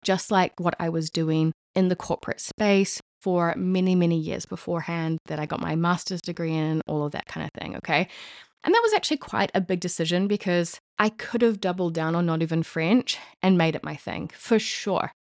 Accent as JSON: {"language": "English", "country": "New Zealand", "moved": "yes", "lives_now": "Paris, France", "said": "as a New Zealander living in Paris, France"}